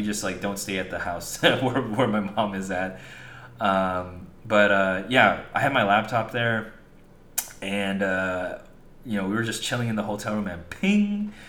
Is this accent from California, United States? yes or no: yes; California, United States; born or raised there